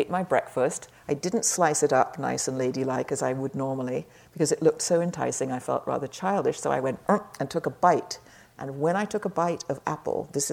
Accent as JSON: {"language": "English", "region": "England", "country": "United Kingdom", "said": "I'm English"}